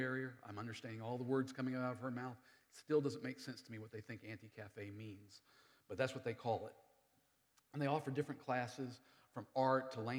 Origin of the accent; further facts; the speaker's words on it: United States; moved away; I live here in the city. I'm an American. I speak English really good.